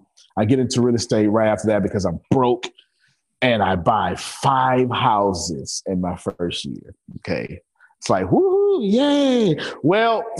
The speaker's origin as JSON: {"language": "English", "town": "Galveston", "region": "Texas", "country": "United States", "said": "I'm from Galveston Island, Texas"}